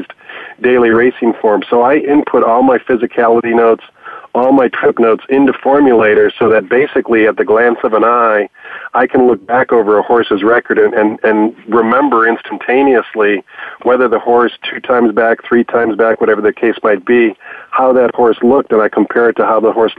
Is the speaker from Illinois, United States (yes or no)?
yes; Chicago, Illinois, United States; growing up in Chicago was going out to Arlington Park when I was 13 years old